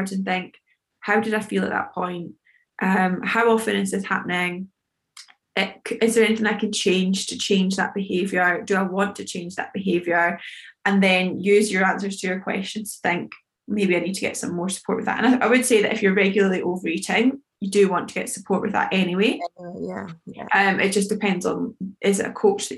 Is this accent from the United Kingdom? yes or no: yes; United Kingdom; We, especially as British people